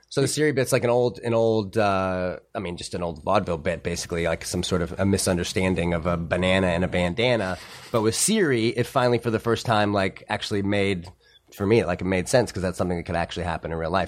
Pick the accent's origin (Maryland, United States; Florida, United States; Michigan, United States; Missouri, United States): Missouri, United States; St. Louis; moved away as an adult; also born or lived in Boston; growing up in Saint Louis, you know, thirteen, fourteen years old